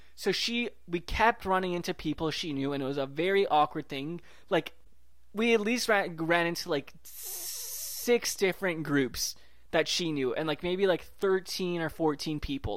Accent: Vancouver, British Columbia, Canada; also born or lived in Toronto; I was from Vancouver

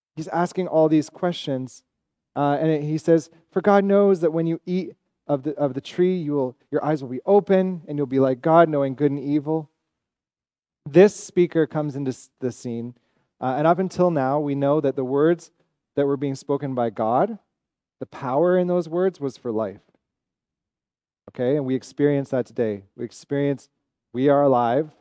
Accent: Ontario, Canada; now in Montreal, Canada; I'm from Ontario. I'm also Evan's brother, so we're both from Ontario

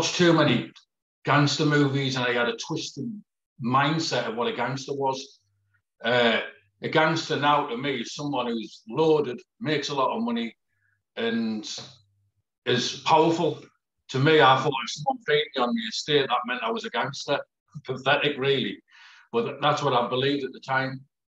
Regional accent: Peterlee, North East England, United Kingdom; also born or lived in Middlesbrough; I was born in Middlesbrough, but my mum had to flee from Middlesbrough for me dad. And so she ended up in Peak Lee in County Durham. And I sort of grew up there

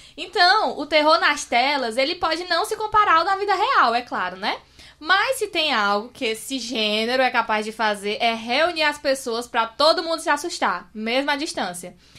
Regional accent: Amontada, Ceará, Brazil; now in Fortaleza, Brazil; eu sou de Amontada, né? Aí tô, eu moro agora em Fortaleza, mas lá em Amontada era quase que uma fazenda a minha casa

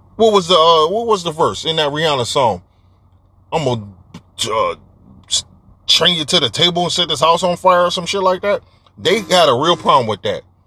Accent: Detroit, Michigan, United States; I'm from Detroit

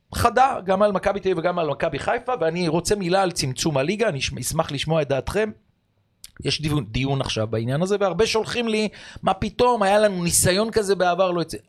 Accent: Israel; אני כאורח מישראל

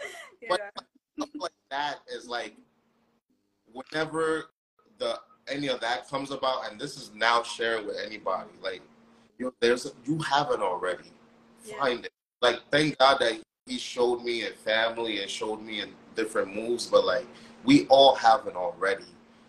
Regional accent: Nigeria; I'm Nigerian. My family lives in Nigeria.

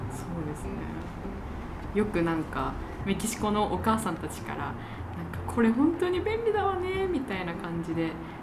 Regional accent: Japan; 日本人として

